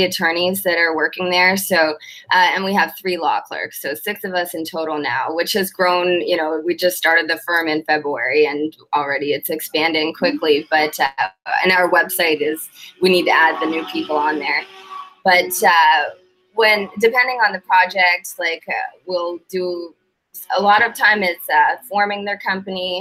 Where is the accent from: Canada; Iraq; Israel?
Canada; moved away as an adult; also born or lived in Manitoba / Saskatchewan; now in Florida, United States; I'm from Canada